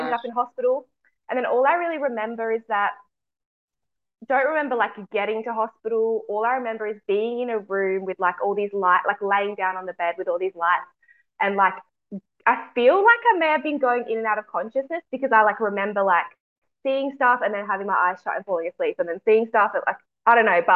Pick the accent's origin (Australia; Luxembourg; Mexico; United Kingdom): Australia; Adelaide, South Australia; I'm from Adelaide, so South Australia